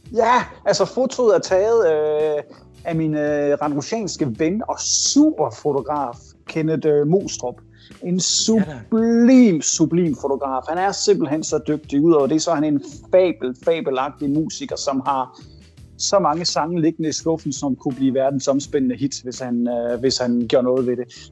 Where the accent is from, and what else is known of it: Denmark; moved away as an adult